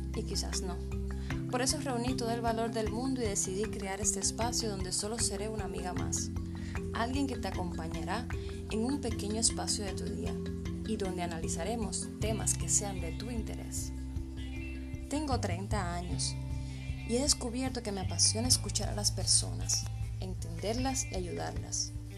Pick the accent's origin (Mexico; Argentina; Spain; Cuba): Cuba; soy cubana y odontóloga de profesión